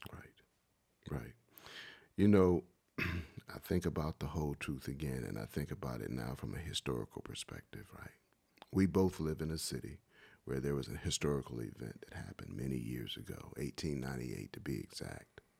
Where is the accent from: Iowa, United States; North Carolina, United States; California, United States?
North Carolina, United States; Wilmington; Growing up in Wilmington all my life